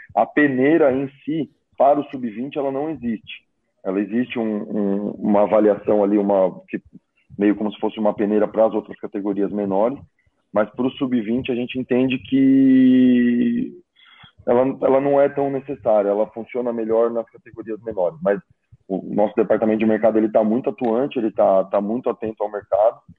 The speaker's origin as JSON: {"language": "Portuguese", "region": "São Paulo", "country": "Brazil", "moved": "yes", "said": "Sou de São Paulo"}